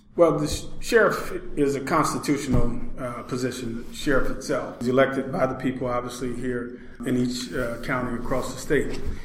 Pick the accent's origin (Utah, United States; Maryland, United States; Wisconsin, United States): Wisconsin, United States; Milwaukee; I was born here in the Hillside Housing Project